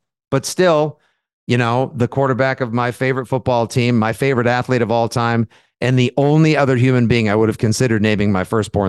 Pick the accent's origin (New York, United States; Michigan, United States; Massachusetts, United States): Massachusetts, United States; South Shore; growing up on the South Shore